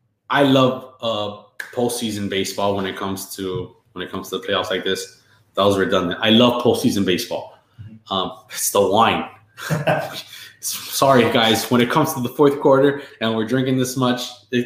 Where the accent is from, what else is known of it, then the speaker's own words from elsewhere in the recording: San Diego, California, United States; I did go with the Padres because I was from San Diego.